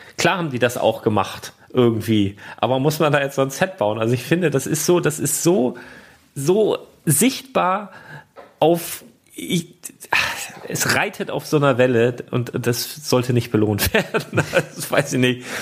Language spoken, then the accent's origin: German; Lüneburg, Lower Saxony, Germany; hier bei uns in Lüneburg